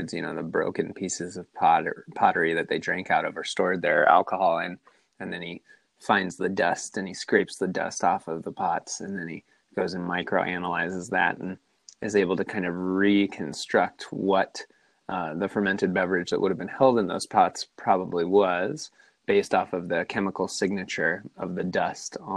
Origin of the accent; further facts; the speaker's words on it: Southern California, United States; also born or lived in San Diego; I am from Southern California. Grew up down here, live here now.